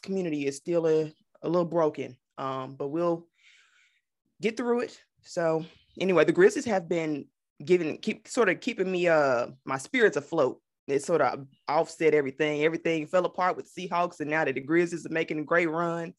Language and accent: English; Memphis, Tennessee, United States; I grew up here in Memphis